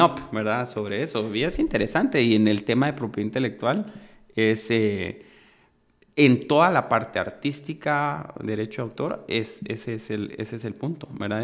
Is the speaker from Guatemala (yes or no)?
yes; Guatemala; los que somos guatemaltecos